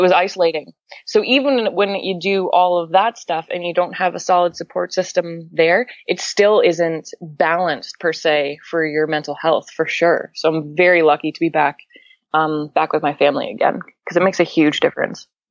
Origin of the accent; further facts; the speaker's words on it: Canada; I'm from Canada